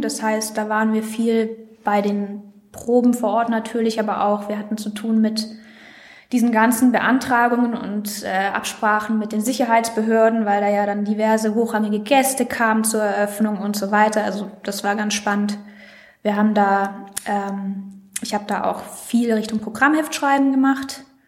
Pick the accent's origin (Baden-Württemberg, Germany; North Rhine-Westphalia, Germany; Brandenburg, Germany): Baden-Württemberg, Germany; Villingen-Schwenningen; moved away; Ich komme aus Villingen-Schwenningen